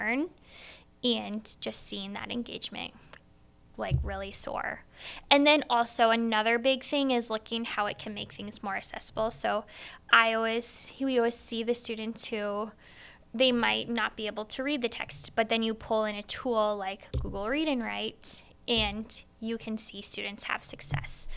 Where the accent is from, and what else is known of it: Wheatland, Iowa, United States